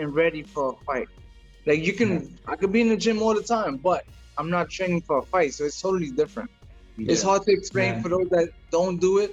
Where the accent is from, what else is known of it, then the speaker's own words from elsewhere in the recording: New York City, New York, United States; moved away as an adult; now in Florida, United States; I was born in Brooklyn, raised in Brooklyn. Now I lived in Florida. I live in Florida now, but I'm a Brooklyn boy.